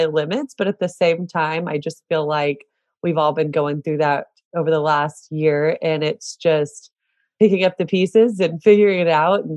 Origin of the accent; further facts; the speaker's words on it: Celina, Texas, United States; I'm from Salina, Texas, which is north of Dallas.